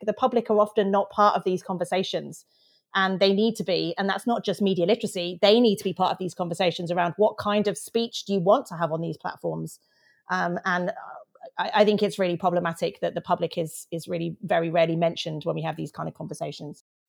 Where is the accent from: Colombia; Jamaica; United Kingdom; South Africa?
United Kingdom; I'm British